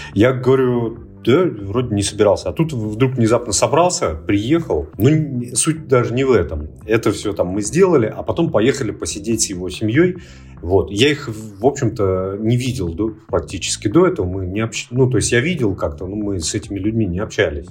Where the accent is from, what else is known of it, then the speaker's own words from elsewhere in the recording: Barnaul, Altai Krai, Russia; moved away; я полетел в Барнаул. Это мой родной город, он находится в Алтайском крае